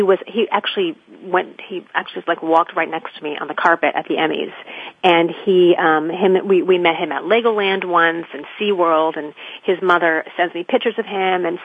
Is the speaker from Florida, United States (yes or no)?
yes; Florida, United States; moved away as an adult; now in New York City, United States; I was born and raised in Florida